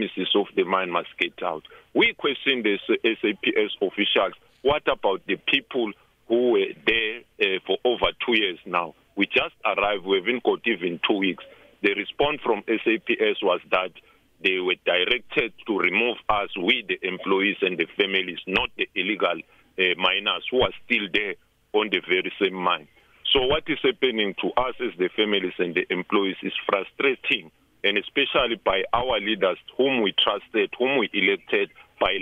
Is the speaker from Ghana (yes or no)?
no; South Africa; we as South African